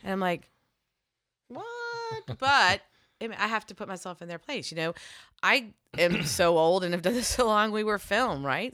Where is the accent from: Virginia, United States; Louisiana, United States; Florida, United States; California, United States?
Virginia, United States; I'm from Virginia